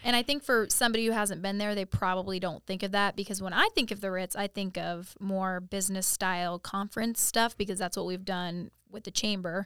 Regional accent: Ohio, United States; now in Winter Haven, United States; I'm from Ohio

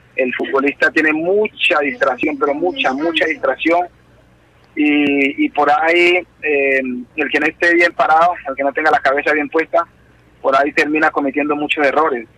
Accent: Tutunendo, Chocó, Colombia; moved away; mi pueblo es un pueblo pequeño, pueblo que es aproximadamente 5.000 habitantes

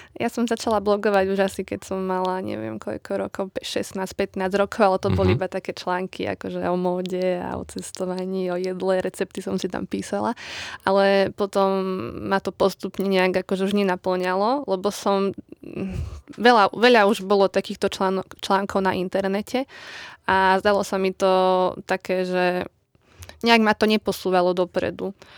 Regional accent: Lučenec, Banská Bystrica Region, Slovakia; pochádzam z Lučenca

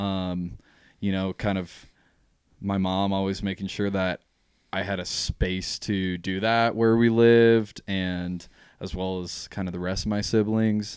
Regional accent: Jackson, Wyoming, United States; born and raised in Jackson.

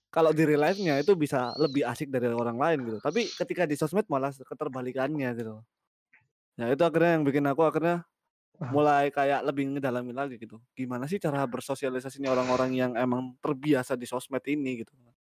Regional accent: Surabaya, East Java, Indonesia; kita orang Jawa ya maksudku anak-anak Surabaya Sidoarjo ya

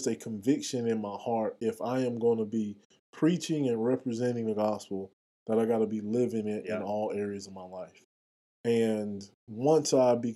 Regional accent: Lakeland, Florida, United States; moved away as an adult; also born or lived in Miami, Florida / Auburn, Alabama; that's where I was born and spent early part of my life. We moved a little bit further north, and I grew up in Lakeland, Florida, and I went to high school there

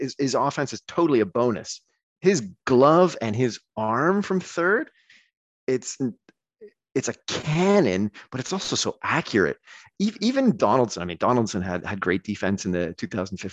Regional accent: Toronto, Ontario, Canada; accent: Canadian; moved away as an adult; also born or lived in Hamilton, Ontario / Scotland; now in Belgium; growing up in the Toronto sports market

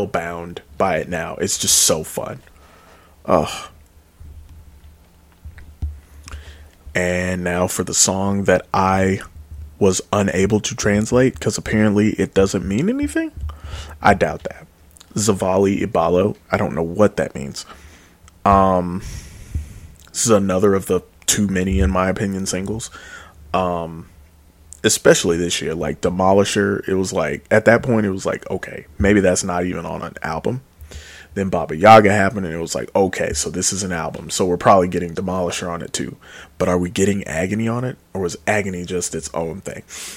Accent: United States; I am just a American swine.

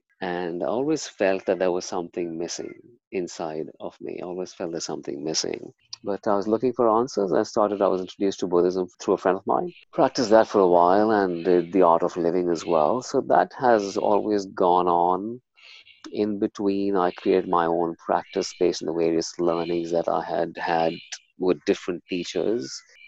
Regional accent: India; So, I was born and brought up in India, and my dad's from the Indian Navy.

